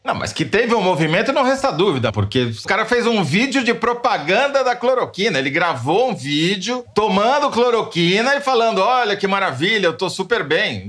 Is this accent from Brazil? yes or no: yes; Matão, São Paulo, Brazil; eu sou da Grande Matão